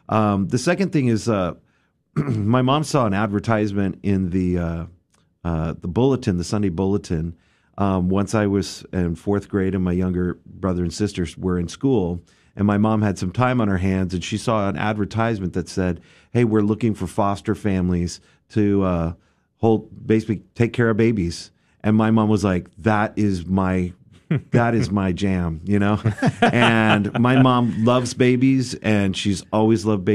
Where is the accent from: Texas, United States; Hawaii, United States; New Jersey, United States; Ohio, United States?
Texas, United States; Grand Prairie; I grew up right here in Grand Prairie, Texas, right down the road here.